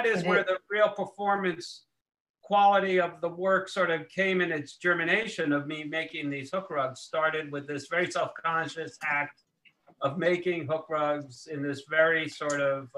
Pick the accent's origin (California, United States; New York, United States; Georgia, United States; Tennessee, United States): New York, United States; New York City; I was born in New York, but I've been living here in Manhattan since the 90s.